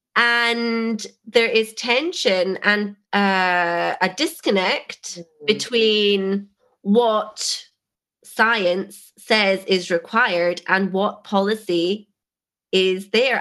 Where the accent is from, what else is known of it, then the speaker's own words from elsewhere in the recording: Scotland, United Kingdom; moved away as an adult; being Scottish and going straight in to from school to university